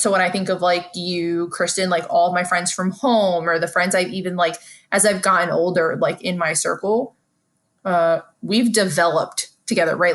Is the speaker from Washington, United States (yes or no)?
no; New York City, New York, United States; my foundation as a New Yorker has helped me be good at reading people